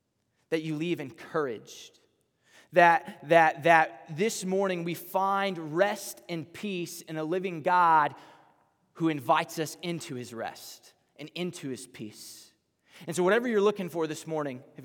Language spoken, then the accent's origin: English; Texas, United States; accent: southern twang; moved away; I'm from Texas, and so I'm probably gonna say y'all sometime in here